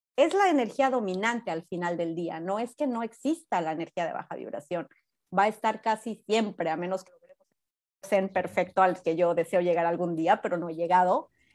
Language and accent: Spanish; Mexico; now in United States; en México de donde soy yo